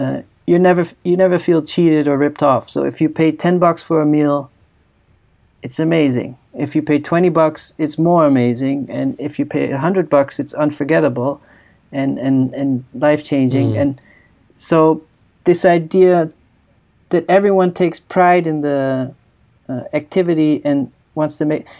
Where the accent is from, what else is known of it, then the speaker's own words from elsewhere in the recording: Netherlands; growing up in the Netherlands